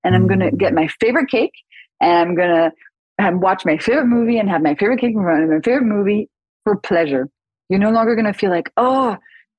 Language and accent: English; France; I grew up in France